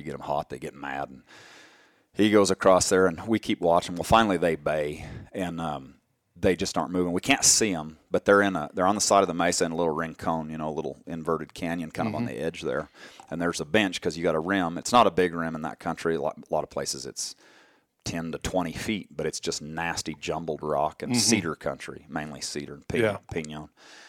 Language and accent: English; Colorado, United States; Where we grew up in Colorado, there weren't any bears then.